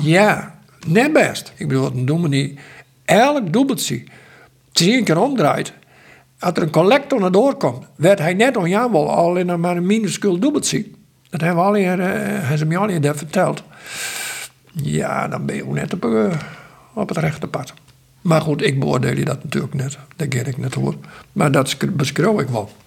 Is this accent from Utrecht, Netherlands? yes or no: no; Sexbierum, Friesland, Netherlands; ik kom uit Sijsberum